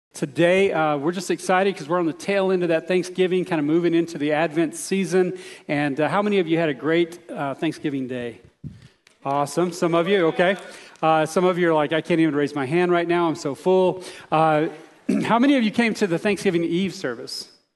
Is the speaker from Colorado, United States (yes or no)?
no; Texas, United States; I grew up in Texas